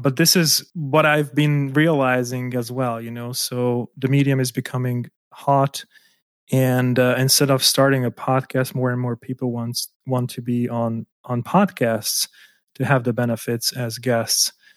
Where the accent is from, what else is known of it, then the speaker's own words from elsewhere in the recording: Hungary; moved away as an adult; also born or lived in Germany; I was born in Hungary and I moved out to Germany to work there as an architect